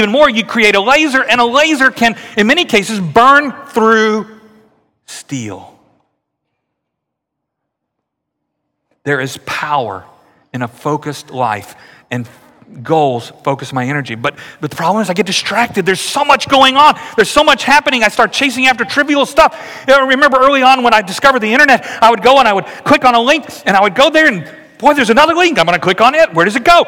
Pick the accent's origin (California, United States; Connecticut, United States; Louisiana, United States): Louisiana, United States; moved away; I grew up in Louisiana